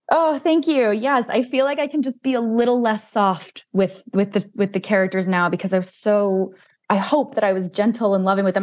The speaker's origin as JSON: {"language": "English", "region": "New Jersey", "country": "United States", "tie": "born or raised there", "said": "I grew up in North Jersey"}